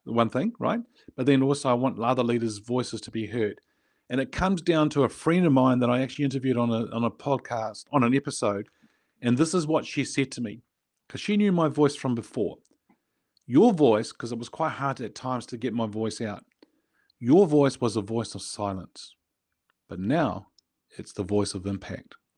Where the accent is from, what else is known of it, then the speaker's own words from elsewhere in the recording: New Zealand; I was born in New Zealand. I grew up in New Zealand.